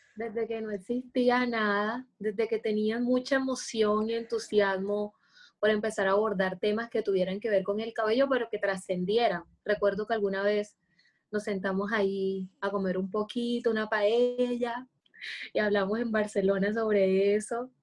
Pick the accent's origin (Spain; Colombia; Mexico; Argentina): Colombia; Cartagena, Bolívar; soy una mujer cartagenera, colombiana